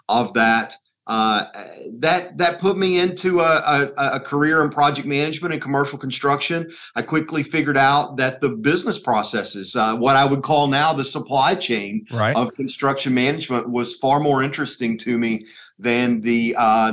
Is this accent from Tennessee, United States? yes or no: yes; Trenton, Tennessee, United States; moved away as an adult; now in Knoxville, United States; I grew up in a small town in western Tennessee called Trenton, Tennessee